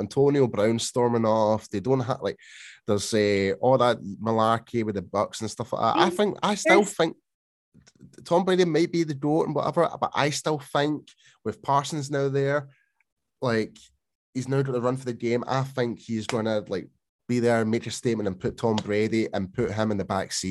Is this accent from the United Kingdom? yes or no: yes; Scotland, United Kingdom; I mean, come on, mate, I'm Scottish.